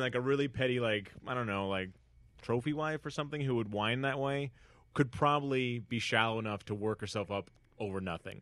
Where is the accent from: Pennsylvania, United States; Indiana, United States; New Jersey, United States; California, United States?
California, United States; Northern; now in Los Angeles, United States; growing up in Northern California in a very rich white beach enclave